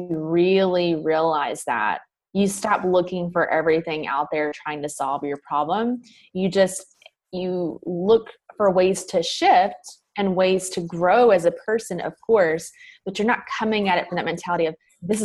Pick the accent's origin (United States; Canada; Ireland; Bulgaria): United States; the South; accent: Southern; I used to be really self-conscious of my accent coming from the South